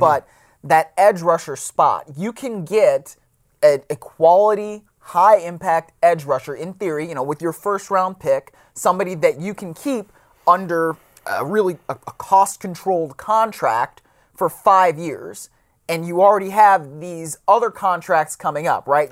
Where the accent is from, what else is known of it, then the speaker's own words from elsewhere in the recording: Cleveland, Ohio, United States; I grew up in Cleveland